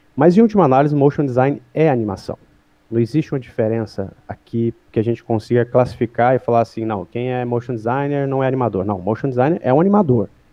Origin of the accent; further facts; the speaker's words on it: Goiânia, Goiás, Brazil; moved away as an adult; now in São Paulo, Brazil; Eu, eu, moro em São Paulo, mas eu sou de Goiânia